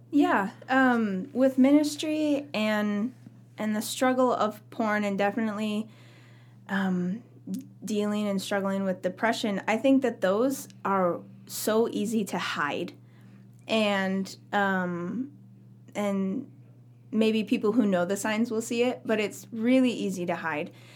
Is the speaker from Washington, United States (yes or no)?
no; Camas Valley, Oregon, United States; also born or lived in Myrtle Creek, Oregon; grew up country hit girl out in Camas Valley